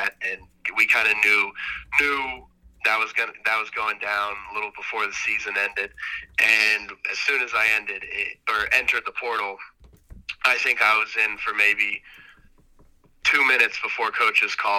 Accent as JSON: {"language": "English", "region": "Tennessee", "country": "United States"}